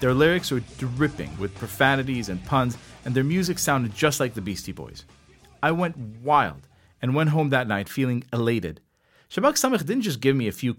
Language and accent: English; Herzliya, Tel Aviv District, Israel; first language Hebrew; English is a second language; I came from Herzliya, and I wanted to listen to music in my own language